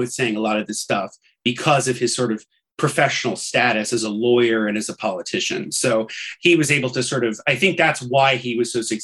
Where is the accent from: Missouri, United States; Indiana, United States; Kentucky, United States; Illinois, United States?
Indiana, United States; Indianapolis; my hometown of Indianapolis